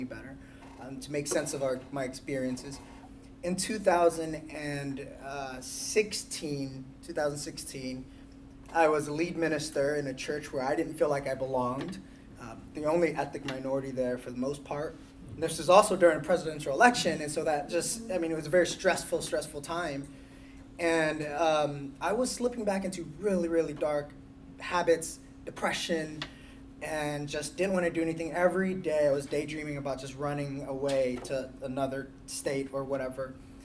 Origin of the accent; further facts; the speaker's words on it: California, United States; moved away as an adult; also born or lived in Arkansas; We're from California. We moved to Arkansas